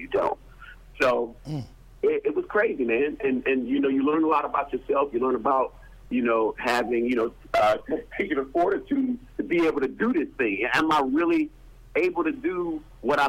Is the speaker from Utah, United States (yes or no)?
no; Detroit, Michigan, United States; moved away; back in Detroit, I'm from Detroit.